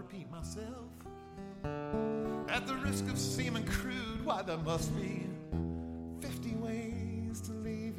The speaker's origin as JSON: {"language": "English", "town": "Columbus", "region": "Ohio", "country": "United States", "said": "I am from Columbus, Columbus, Ohio"}